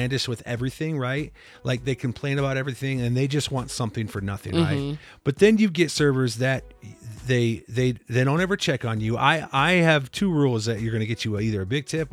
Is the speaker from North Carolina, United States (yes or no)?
no; Iowa, United States; moved away; I'm from Iowa